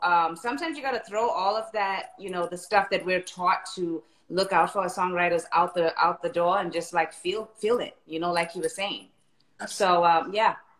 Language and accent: English; South Africa; now in Los Angeles, United States; I was born and raised in South Africa, um, and I've been in LA for quite some time now